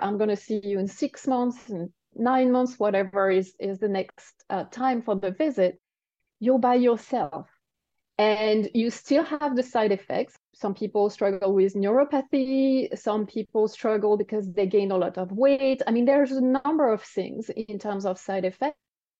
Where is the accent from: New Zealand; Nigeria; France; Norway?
France; accent: French; English is a second language; Oh, yeah, maybe it's my French accent.